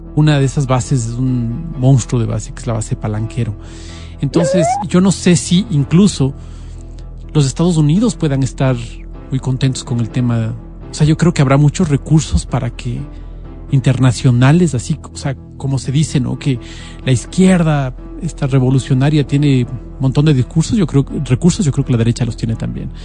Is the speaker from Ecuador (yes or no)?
yes; Ecuador; nosotros como ecuatorianos